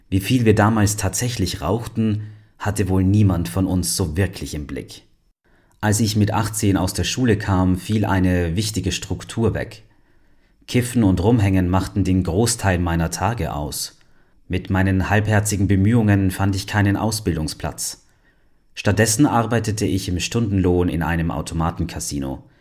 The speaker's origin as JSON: {"language": "German", "region": "Berlin", "country": "Germany", "tie": "born or raised there", "said": "Ich bin in Berlin aufgewachsen. Meine Eltern trennten sich früh. Mein Vater starb, als ich 15 war."}